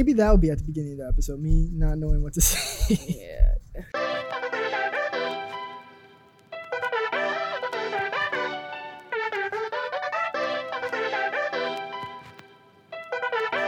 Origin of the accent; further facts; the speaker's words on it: New York, United States; As a New Yorker